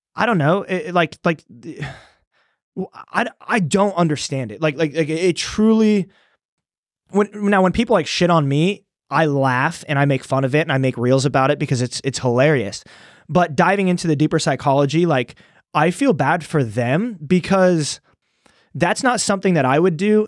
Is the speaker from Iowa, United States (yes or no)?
yes; Iowa, United States; moved away as an adult; also born or lived in Des Moines; now in Austin, United States; I'm from Iowa